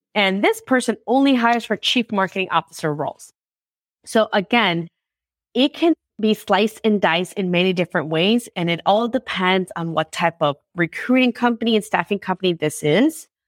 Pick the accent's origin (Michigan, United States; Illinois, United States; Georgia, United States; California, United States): Illinois, United States; Chicago; I'm from Chicago.